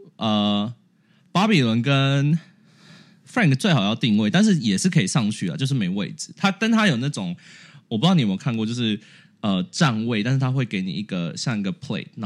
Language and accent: Chinese; Taipei, Taiwan; 我自己是从来没，我是台北人，我从来没去过一零一上面。